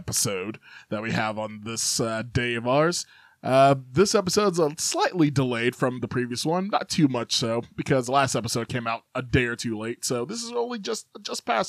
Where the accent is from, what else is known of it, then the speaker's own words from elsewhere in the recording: Chicago, Illinois, United States; now in Kentucky, United States; I lived in Chicago